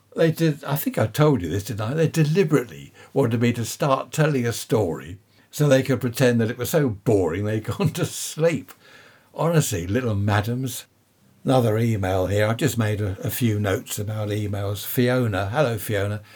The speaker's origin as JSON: {"language": "English", "country": "United Kingdom", "said": "Being British"}